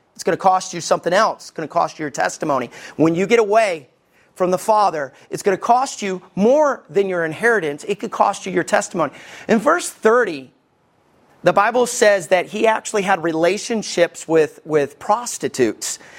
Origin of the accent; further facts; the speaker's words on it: Somerville, Alabama, United States; also born or lived in Arab, Alabama; I stayed in Somerville